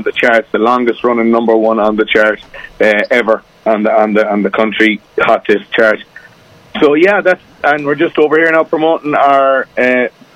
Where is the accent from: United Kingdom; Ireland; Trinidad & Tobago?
Ireland; I'm over from Ireland, as you probably can tell by the accent